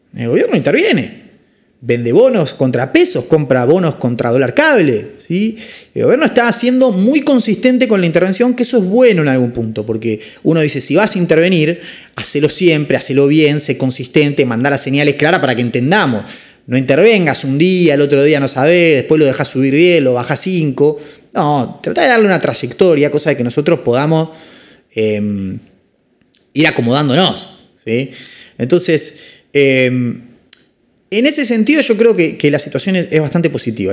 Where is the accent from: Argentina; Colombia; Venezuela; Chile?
Argentina; como somos los argentinos